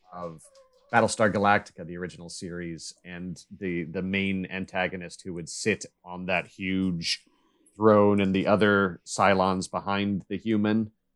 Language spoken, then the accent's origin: English; United States; I grew up in Kansas, Missouri